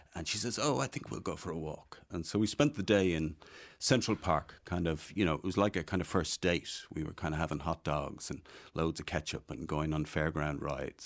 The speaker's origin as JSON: {"language": "English", "town": "Dublin", "region": "Leinster", "country": "Ireland", "tie": "born or raised there", "also_born_or_lived": "Kells, County Meath", "said": "I grew up in Dublin. I grew up in Dublin four"}